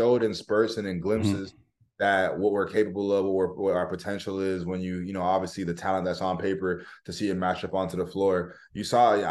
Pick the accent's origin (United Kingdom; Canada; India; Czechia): Canada; Woodbridge, Ontario; also born or lived in Poland; I'm from Woodbridge